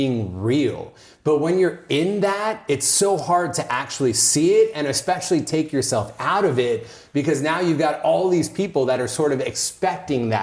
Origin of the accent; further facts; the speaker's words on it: Oakland, California, United States; moved away as an adult; now in Los Angeles, United States; I grew up in Northern California. I grew up in like this conservative Indian household. So Oakland, Oakland area.